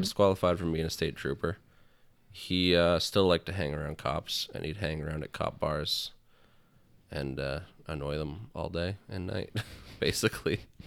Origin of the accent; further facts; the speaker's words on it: Canada; I'm from Canada